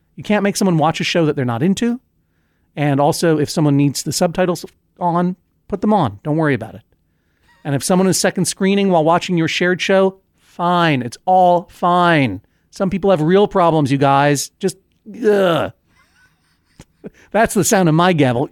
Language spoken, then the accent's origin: English; New England, United States; we're both from New England